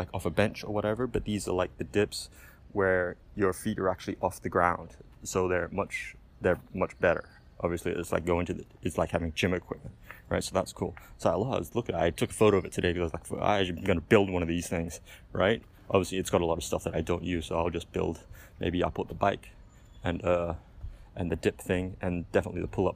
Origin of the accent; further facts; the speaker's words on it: Australia; moved away as an adult; also born or lived in Philippines / Mexico; now in Mazatlan, Mexico; my home country, Australia